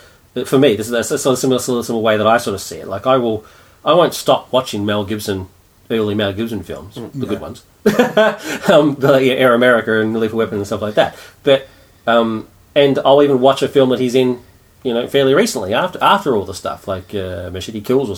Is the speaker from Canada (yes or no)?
no; United Kingdom; being British, we weren't